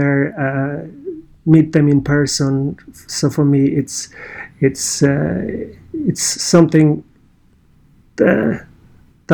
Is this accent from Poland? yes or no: yes; Poland; accent: Polish; English is a second language; moved away; my running career kind of started as a 15-year-old teenager in Poland. You may guess my accent, I'm Polish